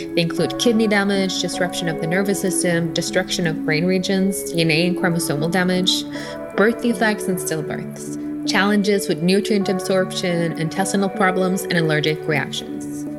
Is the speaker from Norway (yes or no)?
yes; Oslo, Norway; English is a second language; moved away as an adult; now in Lugano, Switzerland; I'm born and raised in Oslo, Norway, but I'm currently based in Lugano.